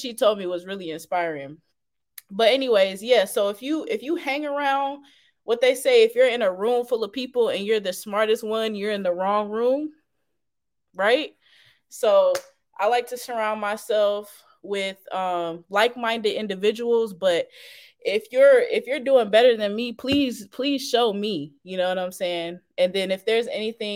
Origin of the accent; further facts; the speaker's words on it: Fayetteville, North Carolina, United States; also born or lived in Charlotte, North Carolina; my hometown, Fayetteville